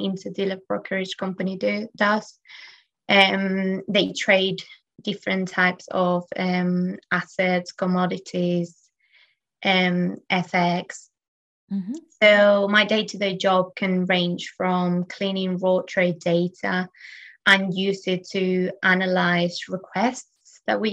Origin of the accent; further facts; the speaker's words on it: Spain; now in London, United Kingdom; I am from Spain and I am currently living in London